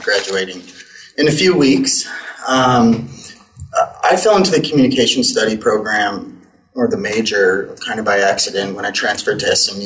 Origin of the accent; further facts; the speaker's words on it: Winnipeg, Manitoba, Canada; moved away; I grew up in Winnipeg. I'm from Canada